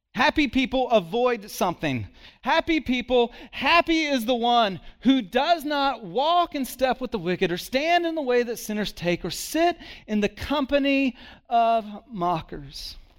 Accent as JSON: {"language": "English", "region": "Texas", "country": "United States", "tie": "born or raised there", "said": "I was born in Texas"}